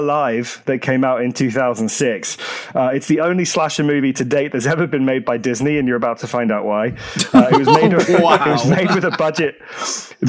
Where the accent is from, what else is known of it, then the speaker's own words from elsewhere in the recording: Jersey; my hometown, Jersey in the Channel Islands